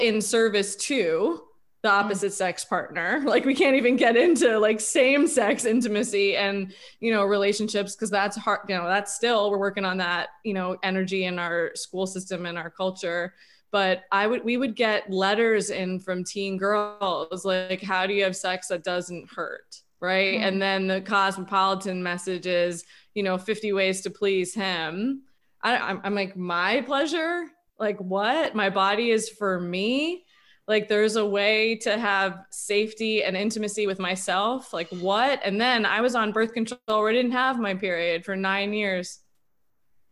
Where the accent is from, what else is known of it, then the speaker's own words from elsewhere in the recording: New York, United States; I was in New York, growing up in New York